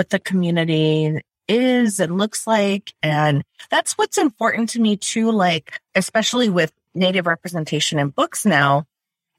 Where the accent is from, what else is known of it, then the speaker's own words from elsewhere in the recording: Wisconsin, United States; moved away as an adult; also born or lived in Menominee Reservation; now in Twin Cities, United States; I grew up in Wisconsin